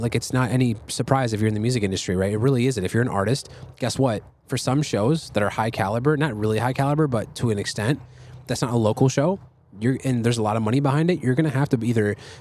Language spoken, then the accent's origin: English; Prior Lake, Minnesota, United States; Prior Lake, where I'm from